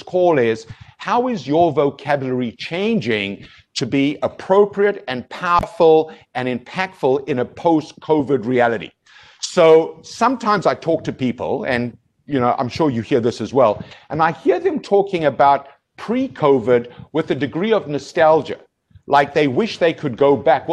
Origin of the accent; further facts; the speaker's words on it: South Africa; moved away as an adult; now in Canada; as a South African, Jeff, I've been here for 20 years